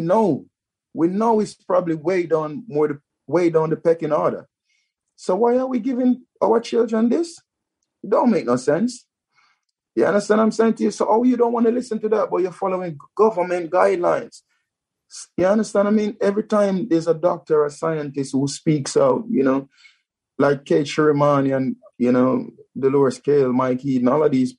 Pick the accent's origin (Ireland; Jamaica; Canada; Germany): Jamaica; now in United Kingdom; I'm a black man and I'm from Jamaica